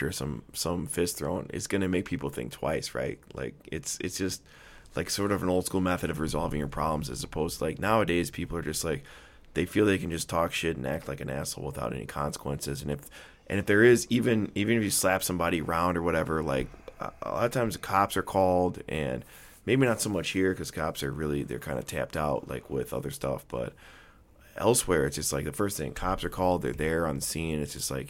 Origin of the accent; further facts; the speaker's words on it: Wisconsin, United States; I'm from Wisconsin, okay, where it's a land of functioning alcoholics up there.